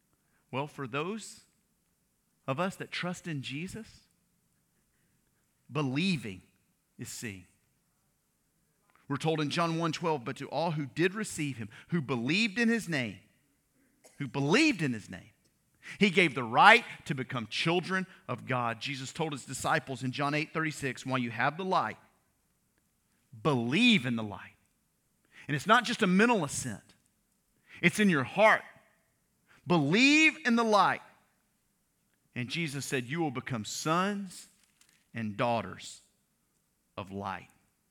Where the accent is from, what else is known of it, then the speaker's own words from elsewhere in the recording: Louisiana, United States; I grew up in Louisiana. My family's from Mississippi. All right, I went to school in Arkansas.